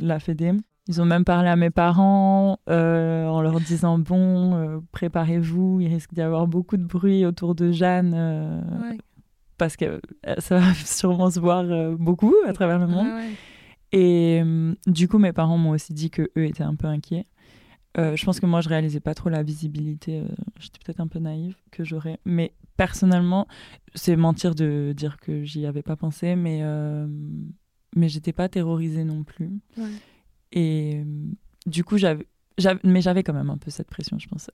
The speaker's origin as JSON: {"language": "French", "region": "Dakar", "country": "Senegal", "tie": "born or raised there", "moved": "as an adult", "lives_now": "France", "said": "je suis moi aussi née à Dakar, donc en 99. et j'ai grandi à Dakar"}